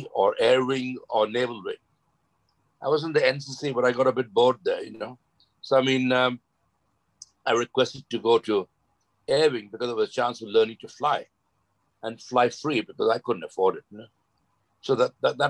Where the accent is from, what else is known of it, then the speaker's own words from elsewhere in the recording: Mumbai, Maharashtra, India; moved away as an adult; also born or lived in Lancashire; I was born in Dadar Parsi Colony, and played for the local Dadar Parsi Colony Cricket Club